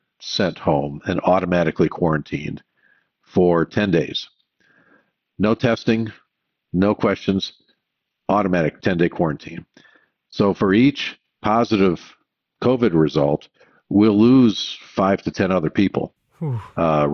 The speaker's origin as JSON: {"language": "English", "region": "Michigan", "country": "United States", "tie": "born or raised there", "moved": "yes", "said": "I grew up in Michigan"}